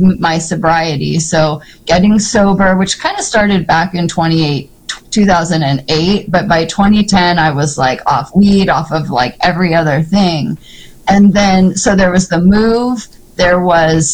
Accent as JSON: {"language": "English", "town": "Seattle", "region": "Washington", "country": "United States", "tie": "born or raised there", "said": "growing up in Seattle, living on Capitol Hill"}